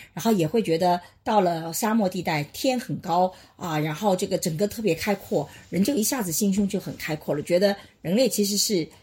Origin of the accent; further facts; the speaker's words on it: China; 我们中国人